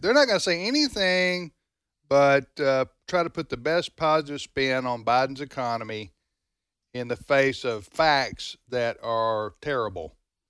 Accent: the South, United States; As a Southerner, I get tired of everything negative being called, quote, going south.

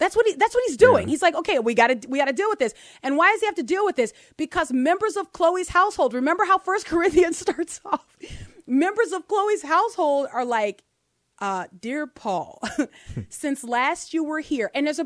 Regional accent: New Orleans, Louisiana, United States; growing up in New Orleans, where it's pretty decadent in our city

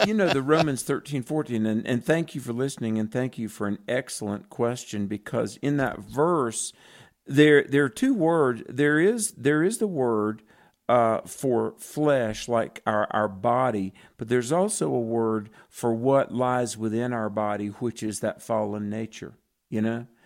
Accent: the South, United States; I'm really from the South

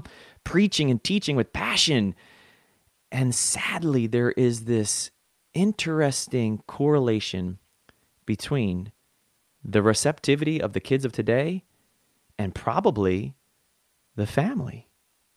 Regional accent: New Jersey, United States; I am hailing from South Jersey

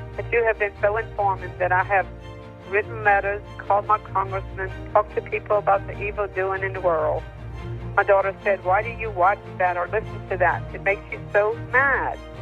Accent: Mississippi, United States; moved away; also born or lived in South Carolina / Virginia; I'm from Mississippi

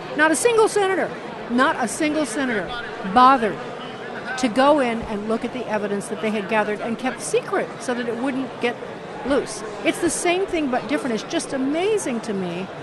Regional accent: Chicago, Illinois, United States; I'm from Chicago.

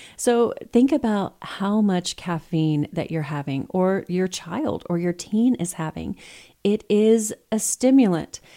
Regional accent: Texas, United States; I'm from Texas

